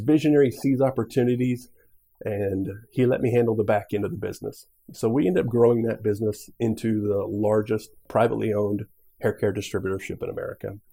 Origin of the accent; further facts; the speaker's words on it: Missouri, United States; also born or lived in Nebraska; So initially, I was I was from Nebraska. My mom was a bit of a gypsy. Moved to Missouri. I grew up in Missouri